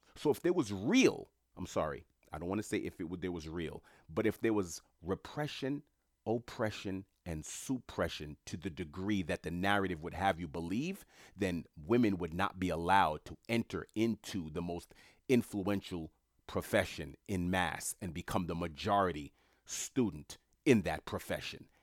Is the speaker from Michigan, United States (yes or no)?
no; New York City, New York, United States; I'm a New Yorker. I'm in New York City at the time